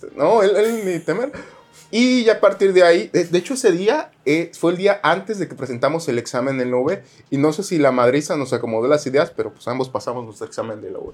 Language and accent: Spanish; Jarochos, Veracruz, Mexico; Esos somos los jarochos, gritones